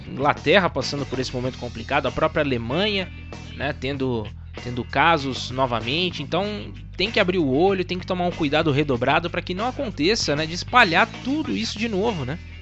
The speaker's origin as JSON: {"language": "Portuguese", "country": "Brazil", "said": "nós somos brasileiros"}